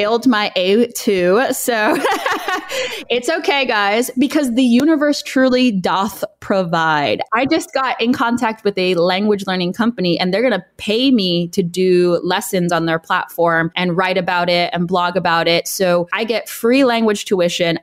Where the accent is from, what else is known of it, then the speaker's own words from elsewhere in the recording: Los Angeles, California, United States; moved away as an adult; also born or lived in Boston / Beijing / London; now in Berlin, Germany; I am originally from Los Angeles, California